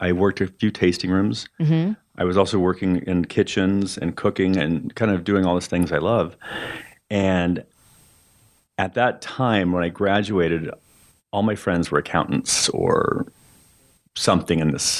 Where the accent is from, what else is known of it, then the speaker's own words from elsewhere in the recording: Arroyo Grande, California, United States; also born or lived in San Luis Obispo, California / Pomona, California; I grew up there. We always called it Arroyo Grande, but I guess everyone's calling it Arroyo Grande now.